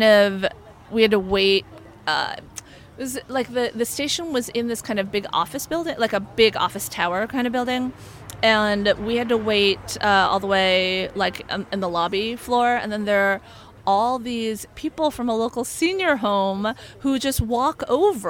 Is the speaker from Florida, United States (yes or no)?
no; Los Angeles, California, United States; I grew up in Northridge, which is like way north in the valley.